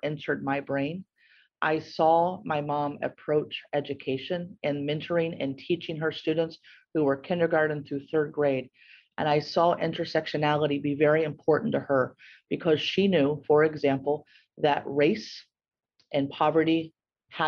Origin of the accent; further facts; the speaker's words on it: Gallipolis, Ohio, United States; now in Columbus, United States; I grew up in Gallipolis, and I had this kind of awesome upbringing. And for those, listeners from around the world, Gallipolis is at the southernmost point